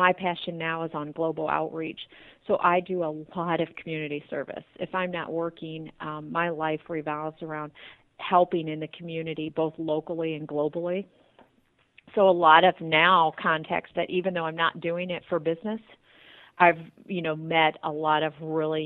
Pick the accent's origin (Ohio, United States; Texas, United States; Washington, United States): Ohio, United States; Tiffin; moved away as an adult; also born or lived in California; now in Toledo, United States; we're from Tiffin, Ohio originally